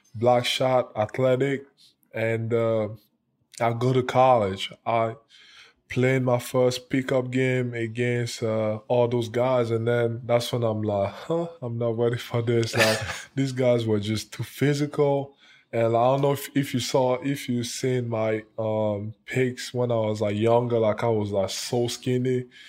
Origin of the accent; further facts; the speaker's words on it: Cameroon; now in United States; growing up in Cameroon, it was, it was hard